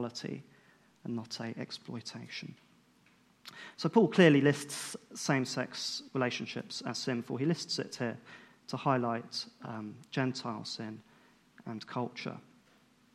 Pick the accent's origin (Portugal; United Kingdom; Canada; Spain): United Kingdom; being British